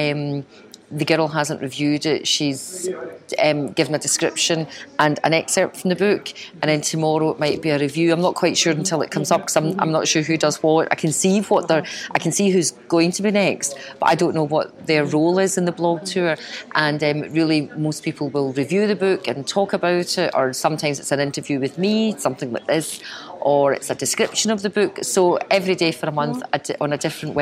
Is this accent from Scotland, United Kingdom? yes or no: yes; Glasgow, Scotland, United Kingdom; I'm born and brought up in Glasgow